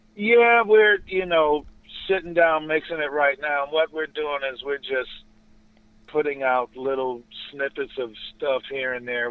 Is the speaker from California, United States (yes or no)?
yes; Los Angeles, California, United States; moved away as an adult; now in Inland Empire, United States; I'm from Los Angeles, born and raised here